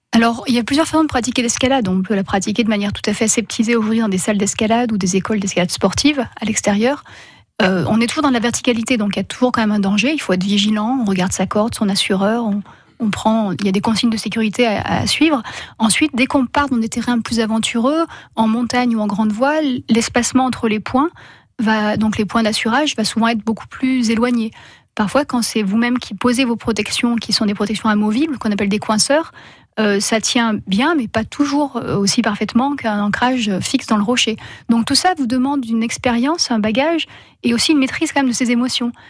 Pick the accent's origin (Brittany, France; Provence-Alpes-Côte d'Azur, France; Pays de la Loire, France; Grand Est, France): Provence-Alpes-Côte d'Azur, France; Gap; moved away as an adult; now in Luberon, France; j'ai eu la chance de grandir à côté de Gap